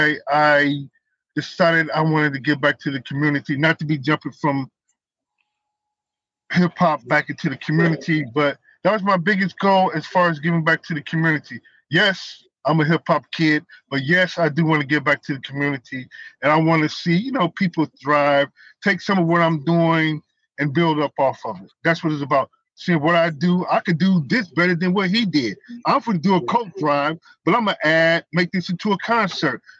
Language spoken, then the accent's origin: English; Milwaukee, Wisconsin, United States; I was born and raised in Milwaukee